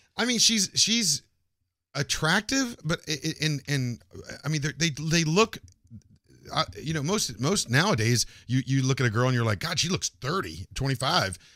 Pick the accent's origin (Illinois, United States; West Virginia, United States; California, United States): West Virginia, United States; Morgantown; moved away; my hometown in Morgantown, West Virginia